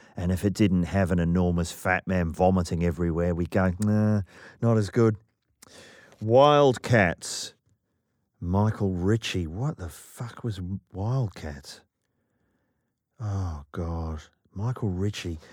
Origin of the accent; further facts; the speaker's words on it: New Zealand; I'm from New Zealand.